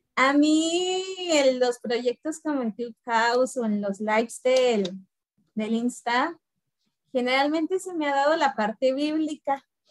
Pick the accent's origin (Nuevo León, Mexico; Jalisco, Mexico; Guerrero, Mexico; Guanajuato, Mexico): Guanajuato, Mexico; also born or lived in Mexico City; vivo en Guanajuato. Eh, nací en la Ciudad de México. Bueno, antes el DF, el defectuoso. Pero desde muy niña me vine a vivir a Guanajuato. Y aquí radico.